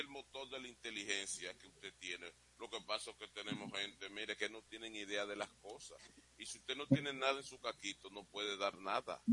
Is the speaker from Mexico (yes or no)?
no; Dominican Republic; yo soy un dominicano que aspira a vivir en un país bueno